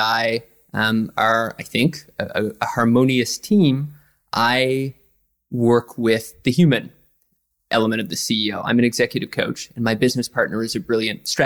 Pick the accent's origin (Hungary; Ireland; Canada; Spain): Canada; east coast of Canada, Atlantic Canada; now in New York, United States; I'm from the east coast of Canada, right on the Atlantic Ocean